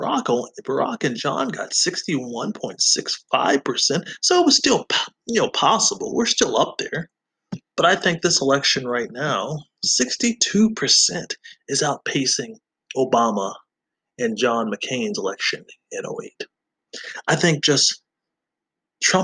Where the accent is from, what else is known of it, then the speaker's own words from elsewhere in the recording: Georgia, United States; also born or lived in Colorado; now in Wisconsin, United States; growing up in Georgia